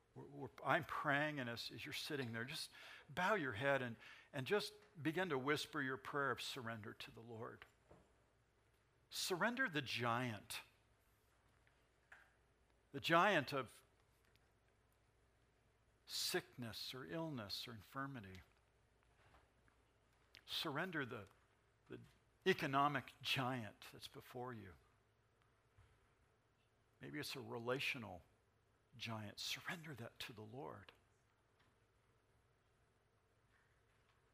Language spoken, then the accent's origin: English; San Bernardino, California, United States; I grew up singing in the Nazarene Church right here in San Bernardino